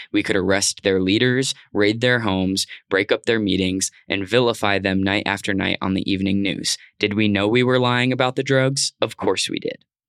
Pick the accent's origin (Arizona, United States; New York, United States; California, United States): Arizona, United States; growing up in Arizona in, you know, two hours maybe from the Mexico border